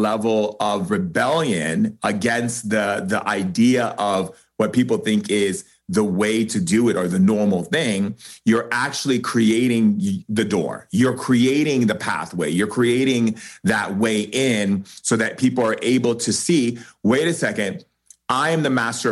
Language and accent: English; United States; I'm an American writer